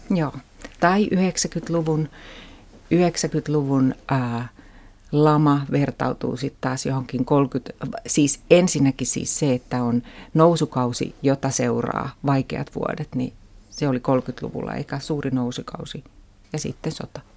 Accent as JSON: {"language": "Finnish", "town": "Turku", "region": "Southwest Finland", "country": "Finland", "tie": "born or raised there", "said": "Mä kasvoin Turussa, suht pienessä kaupungissa"}